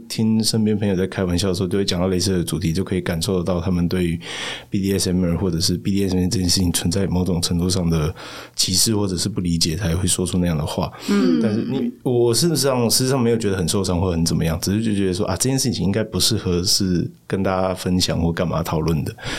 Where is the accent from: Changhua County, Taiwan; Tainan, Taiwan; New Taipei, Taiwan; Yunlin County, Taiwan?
Tainan, Taiwan; moved away as an adult; also born or lived in Taipei; 我在台南出生长大